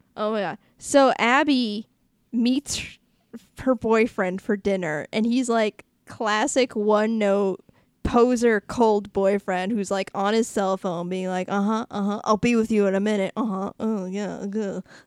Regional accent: Boston, Massachusetts, United States; me from Boston

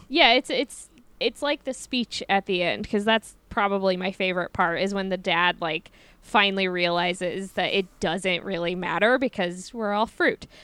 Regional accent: Midwest, United States; growing up in the Midwest

